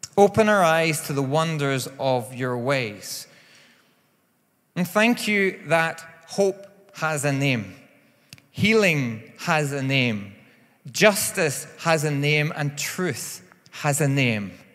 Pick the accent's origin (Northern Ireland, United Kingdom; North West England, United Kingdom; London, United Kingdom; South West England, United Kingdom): Northern Ireland, United Kingdom; I am from Northern Ireland